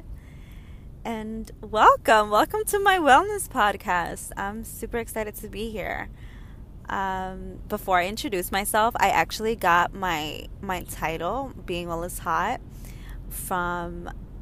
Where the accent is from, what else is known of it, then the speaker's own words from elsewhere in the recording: New York, United States; I'm from New York.